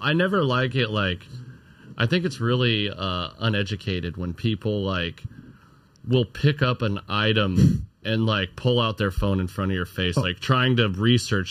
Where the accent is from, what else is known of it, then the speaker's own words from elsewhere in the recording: Arizona, United States; now in Southern California, United States; I'm originally from Arizona